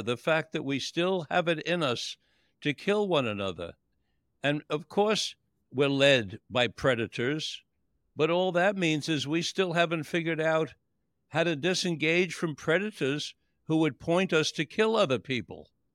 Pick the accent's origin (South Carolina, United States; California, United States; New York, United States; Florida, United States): New York, United States; New York City; I grew up in Manhattan